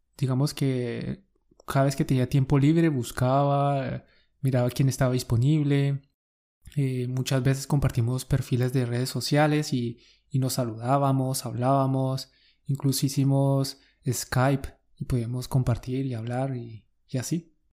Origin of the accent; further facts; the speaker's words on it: Colombia; Somos dos profes colombianos